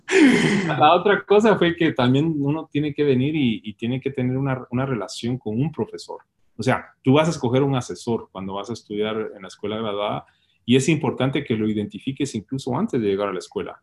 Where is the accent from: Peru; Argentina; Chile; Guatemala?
Guatemala; Puerto San José, Escuintla; moved away as an adult; also born or lived in Guatemala City; Yo nací en, el Hospital Roosevelt y, y, crecí en el Puerto San José y viví en la capital la mayoría de mi vida